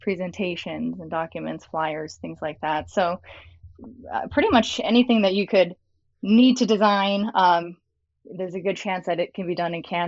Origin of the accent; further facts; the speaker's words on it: Los Angeles, California, United States; moved away as an adult; now in Austin, United States; I'm here in Austin, Texas now, but I actually grew up in Los Angeles, California. I spent my life there